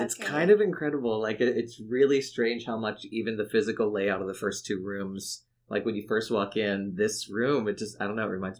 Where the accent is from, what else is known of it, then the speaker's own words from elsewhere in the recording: McKeesport, Pennsylvania, United States; moved away; also born or lived in Philadelphia; I'm from Pittsburgh originally